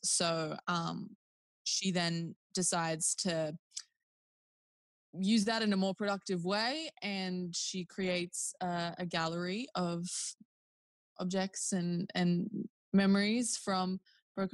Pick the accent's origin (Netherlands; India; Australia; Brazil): Australia; Newcastle, New South Wales; A gal from Newey